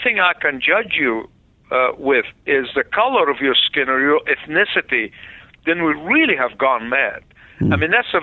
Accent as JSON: {"language": "English", "country": "Egypt", "tie": "born or raised there", "moved": "yes", "lives_now": "United States", "said": "I was born in the Middle East"}